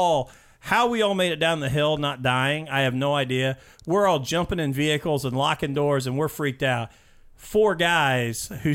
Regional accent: Mitchell, Indiana, United States; I grew up in Mitchell, Indiana

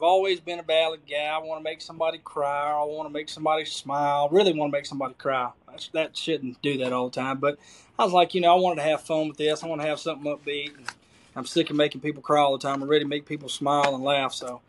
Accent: Cleveland, Mississippi, United States; Well, I mean, I think I grew up in, I know Mississippi gets a bad rap for a lot of crap, you know

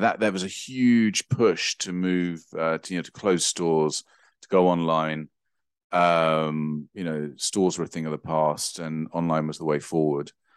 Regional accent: England, United Kingdom; as an English person, for me

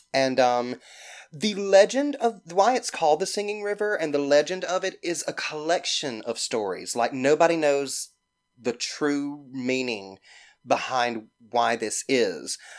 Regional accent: Mississippi, United States; also born or lived in Greene County, Mississippi / Petal, Mississippi / Hattiesburg, Mississippi; I'm from Mississippi. I grew up in Greene County, but my parents divorced, and my mother, my sister, and I moved to Petal, Mississippi, which is right outside of Hattiesburg

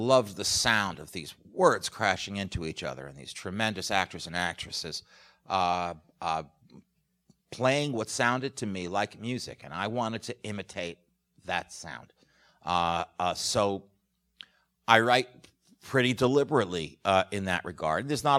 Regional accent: New York, United States; But I grew up in New York, and my parents took me to the theater all the time, starting from a very young age.

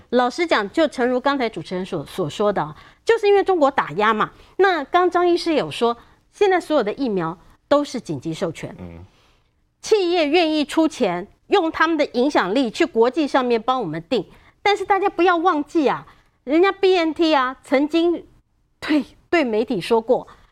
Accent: Taiwan; 已经打在我们台湾人的身上了。

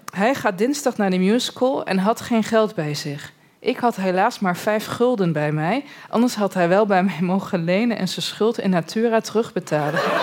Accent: Borne, Overijssel, Netherlands; also born or lived in Almelo; ik kom dus uit Borne en ik zat in Almelo op een middelbare school

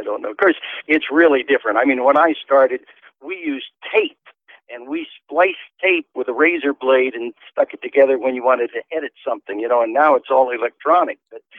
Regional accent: near Detroit, Michigan, United States; moved away as an adult; now in Clearfield, United States; I grew up in Michigan, not too far out of Detroit, Michigan

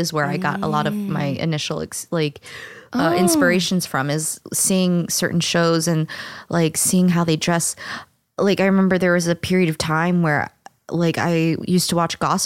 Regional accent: St. Louis, Missouri, United States; I'm from St. Louis

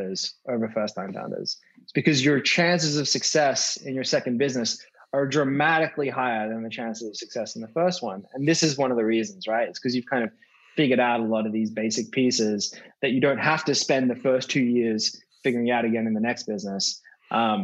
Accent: Australia; When I was growing up in Australia

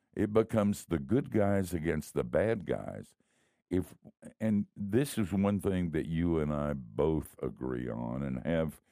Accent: the South, United States; also born or lived in Miami; I grew up in the South

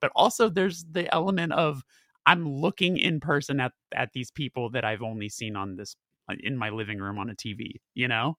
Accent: Burbank, California, United States; I'm from Burbank

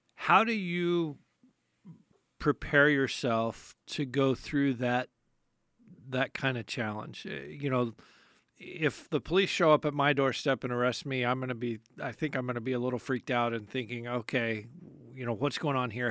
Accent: United States; I'm an American and I'm a Christian

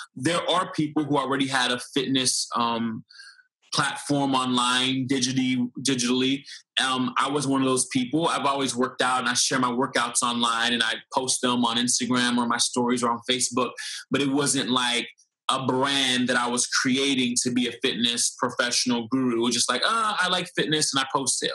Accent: Fort Lauderdale, Florida, United States; Florida, Fort Lauderdale, Florida.

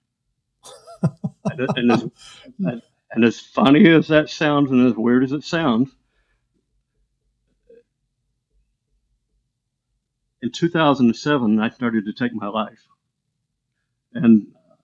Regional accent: Illinois, United States; now in Florida, United States; Anna Jonesboro is where the mental hospital was, where I grew up in Illinois.

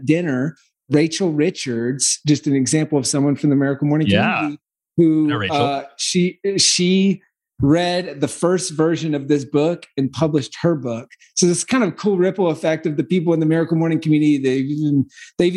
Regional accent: South Carolina, United States; accent: Southern; also born or lived in California; now in Austin, United States; I'm from South Carolina

